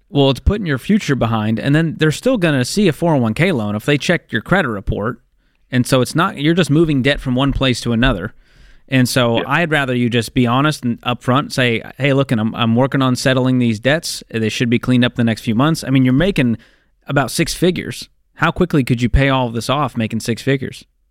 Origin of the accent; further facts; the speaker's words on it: Boston, Massachusetts, United States; I'm from Boston